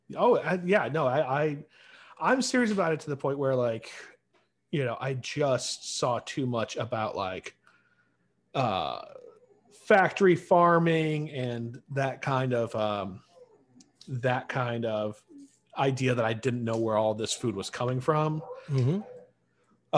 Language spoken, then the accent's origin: English; Central New York, United States; I'm from Central New York